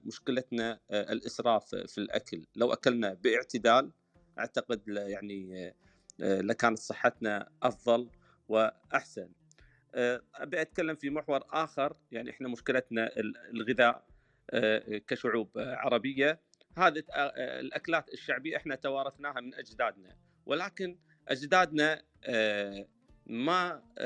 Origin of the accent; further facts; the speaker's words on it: Kuwait; انا من بلدي الكويت